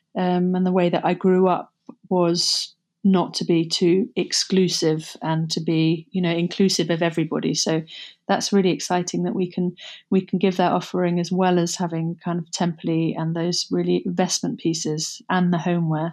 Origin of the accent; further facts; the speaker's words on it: Somerset, South West England, United Kingdom; moved away as an adult; also born or lived in London; Growing up in Somerset was, um, bucolic.